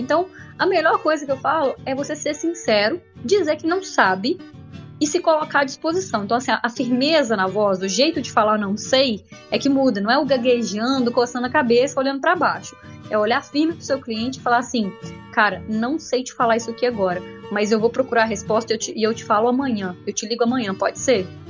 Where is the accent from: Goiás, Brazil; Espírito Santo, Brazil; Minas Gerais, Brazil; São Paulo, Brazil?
Minas Gerais, Brazil; Barra Longa; also born or lived in Viçosa; Eu fui, eu fui criada na roça. Quando eu falo que eu sou de Barra Longa, que tem 6.500 habitantes, na verdade eu, eu, fui criada na roça mesmo.